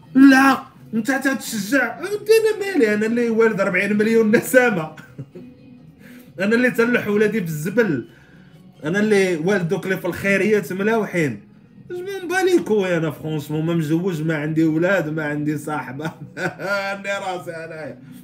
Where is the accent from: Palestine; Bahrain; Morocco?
Morocco; عندنا في المغرب